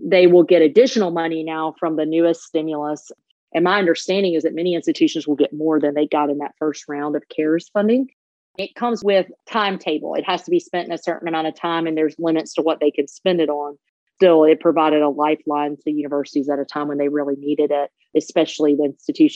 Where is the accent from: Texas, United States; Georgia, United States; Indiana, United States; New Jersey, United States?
Georgia, United States; now in Charlotte, United States; I grew up in Georgia